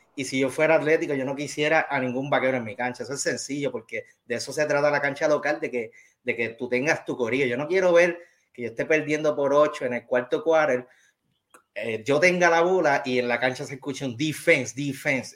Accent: Bayamón, Puerto Rico; yo soy nacido y criado en Bayamón, la mejor ciudad de Puerto Rico

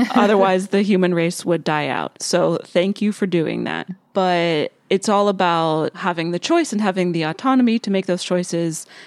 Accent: rural western Pennsylvania, United States; moved away; stayed in my hometown of, like, rural, western Pennsylvania

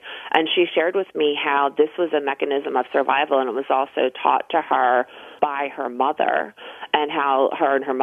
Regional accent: Philadelphia, Pennsylvania, United States; I grew up actually in the Roxborough section of Philadelphia.

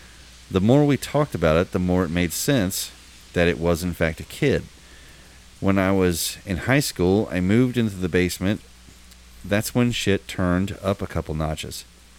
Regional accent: Cincinnati, Ohio, United States; I'm from Cincinnati. I'm 30, and most of this stuff that had happened, it was when I was from the ages of 8 until I was 18 and moved out.

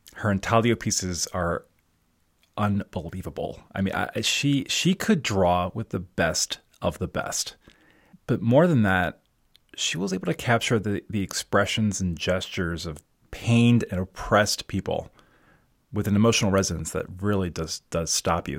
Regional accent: Baltimore, Maryland, United States; also born or lived in Brooklyn, New York; now in Chester County, Pennsylvania, United States; I grew up in Baltimore

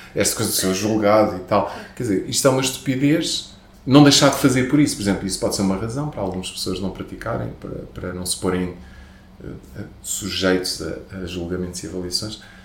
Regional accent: Portugal; Mas eu também sou latino, não é? Eu também sou daqui

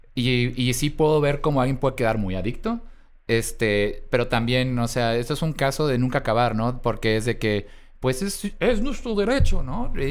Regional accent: Mexico; a pesar de mis dos apellidos me siento muy mexicano

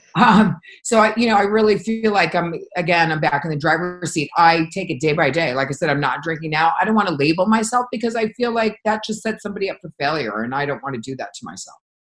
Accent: Connecticut, United States; moved away; growing up in Connecticut

